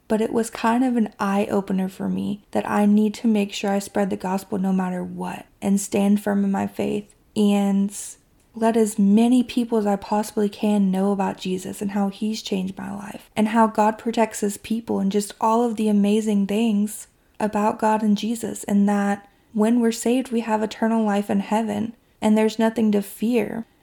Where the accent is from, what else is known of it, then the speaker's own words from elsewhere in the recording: Kentucky, United States; my hometown in Kentucky